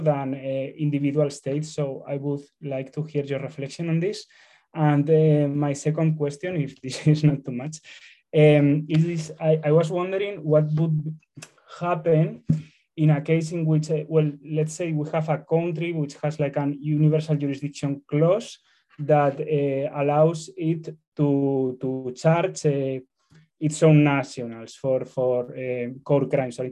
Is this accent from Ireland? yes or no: no; Spain; I am from Spain